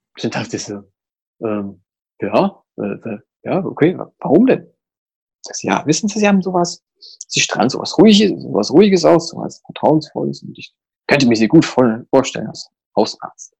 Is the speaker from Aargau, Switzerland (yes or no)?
no; Zurich, Switzerland; ich komme aus Zürich